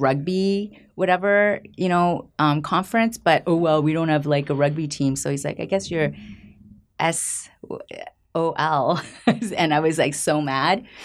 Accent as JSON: {"language": "English", "area": "just outside of Toronto", "region": "Ontario", "country": "Canada", "tie": "born or raised there", "also_born_or_lived": "Puebla, Mexico", "said": "I was born in Mexico, in the state of Puebla, and my mom remarried, and she remarried a French-Canadian. So, we moved to Canada when I was five, oh, Canada. And, um, I grew up in Canada, just outside of Toronto"}